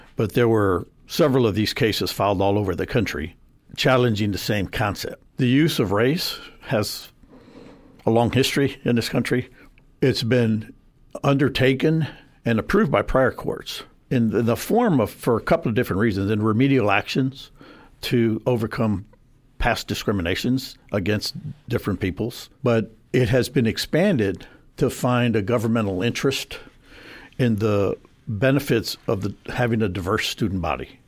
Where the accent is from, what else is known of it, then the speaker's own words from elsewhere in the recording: San Antonio, Texas, United States; I was born and raised in San Antonio. Uh, grew up on the South Side